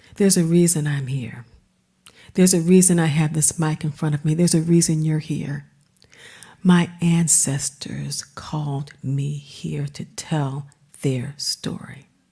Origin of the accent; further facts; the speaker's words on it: Washington, District of Columbia, United States; moved away as an adult; also born or lived in Evanston, Illinois; now in Richmond, Virginia, United States; this black kid growing up in Washington, D C